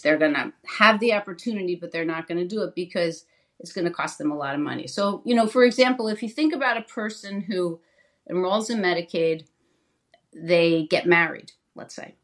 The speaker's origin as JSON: {"language": "English", "region": "New Jersey", "country": "United States", "tie": "born or raised there", "said": "I was in state government in my home state of New Jersey"}